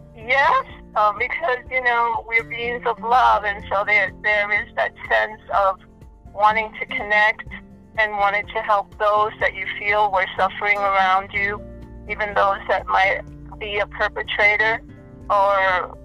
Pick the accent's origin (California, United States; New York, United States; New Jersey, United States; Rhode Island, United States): New York, United States; Brooklyn; also born or lived in Puerto Rico; So I came to New York in Brooklyn when I was about four or five years old.